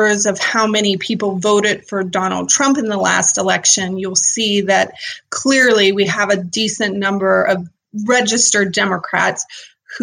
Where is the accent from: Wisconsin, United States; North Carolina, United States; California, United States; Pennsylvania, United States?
Pennsylvania, United States; Irwin; moved away as an adult; also born or lived in Edinboro, Pennsylvania / Cincinnati, Ohio; now in Washington County, United States; I'm born and raised in Westmoreland County, actually, and moved around a little bit